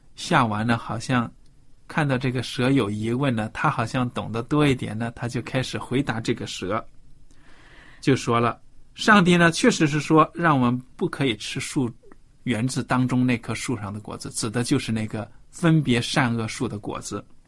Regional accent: China; 我们中国人

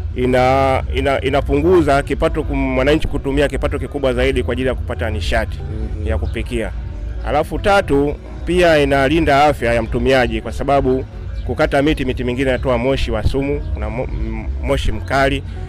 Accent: Dar es Salaam, Tanzania; kule kwetu Dar es Salaam

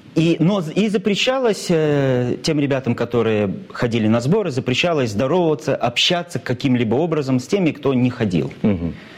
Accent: Cheboksary, Chuvashia, Russia; мой родной город, мой любимый город Чебоксары

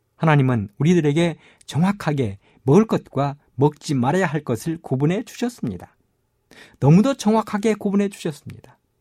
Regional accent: South Korea; 어릴 적 저는 섬진강가에 살면서

